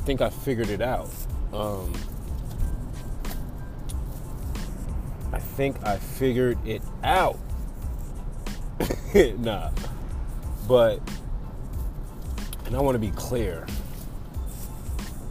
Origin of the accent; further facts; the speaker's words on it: New York City, New York, United States; moved away; Currently driving back from my hometown, Staten Island, New York.